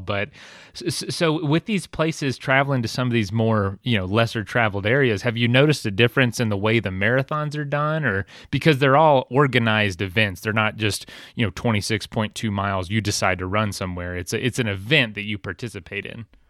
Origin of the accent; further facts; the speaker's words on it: Florida, United States; we're from Florida, but, like, a very southern area